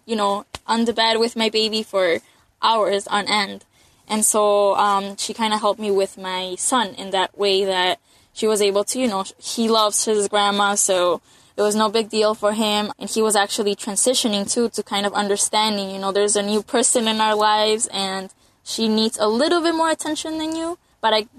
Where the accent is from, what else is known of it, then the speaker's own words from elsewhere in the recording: Chicago, Illinois, United States; I'm from Chicago